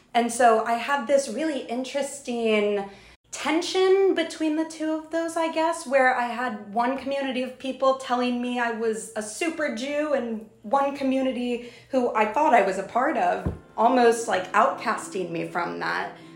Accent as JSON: {"language": "English", "region": "South Texas", "country": "United States", "tie": "born or raised there", "moved": "as an adult", "lives_now": "New York, United States", "said": "I grew up in South Texas and went to a Jewish preschool"}